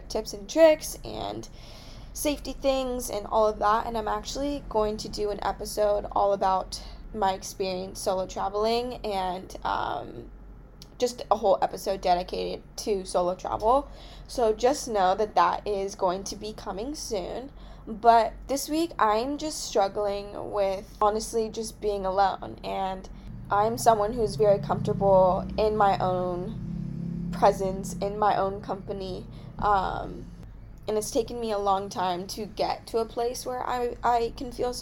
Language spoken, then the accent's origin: English; California, United States; I'm from California